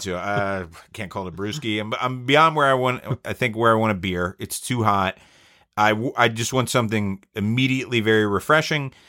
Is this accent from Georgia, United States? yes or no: yes; Atlanta, Georgia, United States; I'm at Georgia Tech, which is, we're from Atlanta